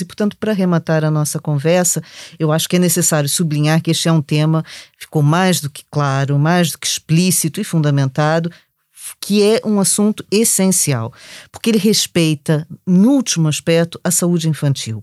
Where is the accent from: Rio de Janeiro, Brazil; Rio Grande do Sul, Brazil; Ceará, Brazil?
Rio de Janeiro, Brazil; accent: Brazilian; now in Lisbon, Portugal; com esse sotaque vocês já perceberam que sou do Brasil